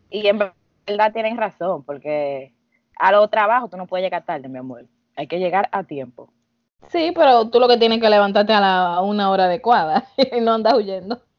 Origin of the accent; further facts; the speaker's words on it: Dominican Republic; now in New York, United States; somos New Yorkers, pero somos dominicanos que ya estamos aquí